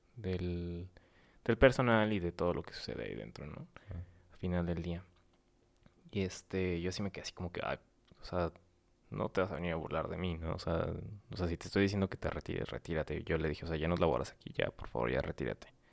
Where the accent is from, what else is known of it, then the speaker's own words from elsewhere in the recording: San Luis Potosí, Mexico; now in Morelos, Mexico; soy potosino